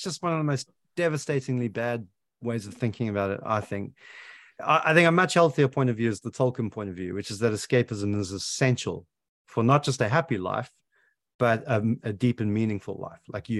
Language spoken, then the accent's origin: English; South Africa; now in United Kingdom; that's deeply embedded into my psyche as a South African